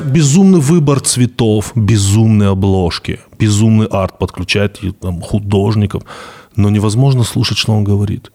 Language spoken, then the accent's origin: Russian; Vladikavkaz, North Ossetia–Alania, Russia; я вырос в Владикавказе